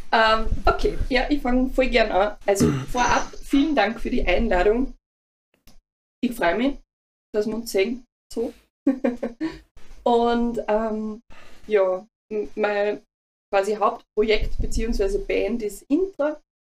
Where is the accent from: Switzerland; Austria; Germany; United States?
Austria; Mühlviertel / Linz, Upper Austria; moved away; also ich bin ja aus dem Mühlviertel. Ah. ähm, oder halt ah, Linz, sagen wir mal Linz einfach.